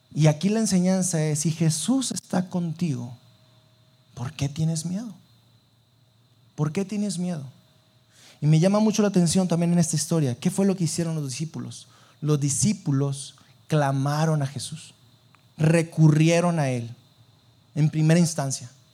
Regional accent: Sabinas, Coahuila, Mexico; moved away as an adult; now in Saltillo, Mexico; yo eh, no soy de aquí de Saltillo, yo soy de Sabinas

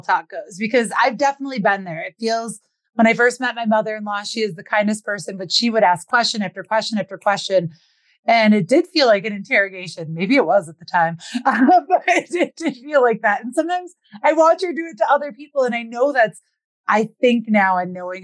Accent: Little Chute, Wisconsin, United States; I'm from Little Chute, Wisconsin

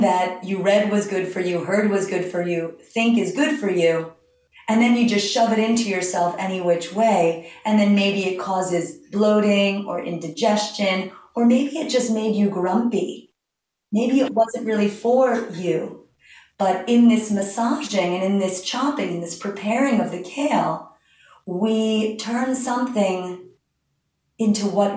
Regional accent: New York City, New York, United States; now in Long Island, United States; I grew up in Manhattan when kale was just a decorative plant in the planters of Park Avenue

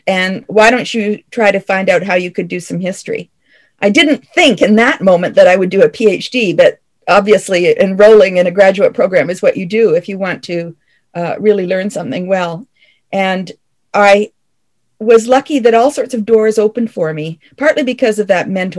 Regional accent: Canada; also born or lived in Paris, France; as a Canadian physician

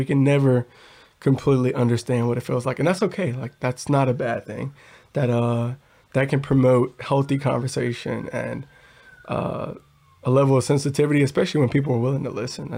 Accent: Chicago, Illinois, United States; I'm originally from Chicago, the inner city

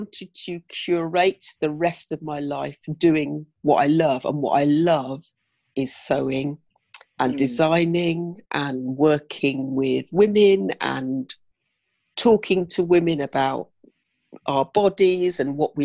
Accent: Oxfordshire, South East England, United Kingdom; moved away as an adult; now in London, United Kingdom; moved to London from my hometown in Oxfordshire

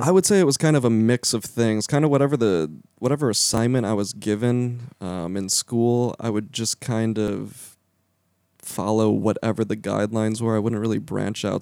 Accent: Lake Zurich, Illinois, United States; moved away; also born or lived in Central Florida; I am from a town called Lake Zurich. It's about 40 minutes northwest of Chicago

